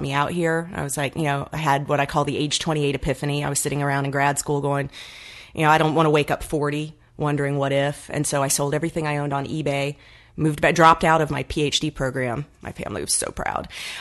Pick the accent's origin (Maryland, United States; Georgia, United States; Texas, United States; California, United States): Georgia, United States; Atlanta; accent: southern drawl; moved away as an adult; now in Los Angeles, United States; I'm from Atlanta